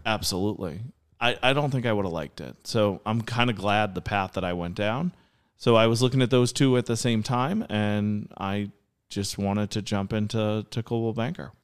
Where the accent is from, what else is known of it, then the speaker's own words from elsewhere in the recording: Nahant, Massachusetts, United States; I grew up on the North Shore. I went to school in Nahant